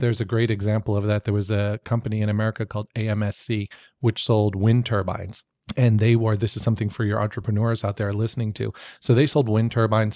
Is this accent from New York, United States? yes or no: yes; New York, United States; I grew up in New York.